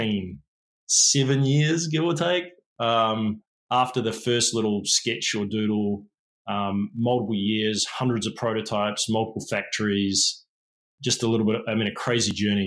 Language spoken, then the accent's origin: English; New Zealand; moved away; also born or lived in England / San Francisco; I am a Kiwi. I am a New Zealander. It's where I'm from.